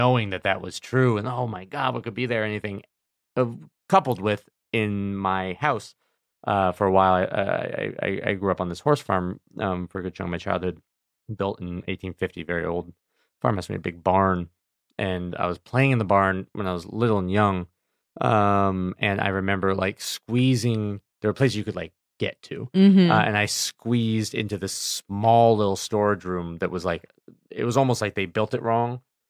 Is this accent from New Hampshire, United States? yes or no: yes; New Hampshire, United States; I learned the town I grew up in New Hampshire had a large, there were a lot of buildings that were part of the Underground Railroad.